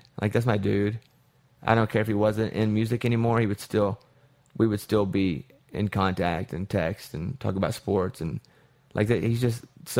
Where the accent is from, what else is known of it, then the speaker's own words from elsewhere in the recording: Arkansas, United States; Because, listen to me talk. So, I grew up in Arkansas.